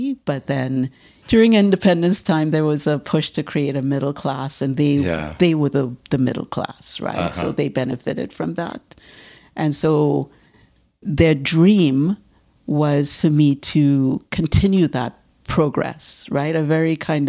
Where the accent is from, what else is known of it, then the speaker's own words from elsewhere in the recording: Trinidad & Tobago; moved away as an adult; now in Toronto, Canada; I'm from Trinidad. And I started doing art in Trinidad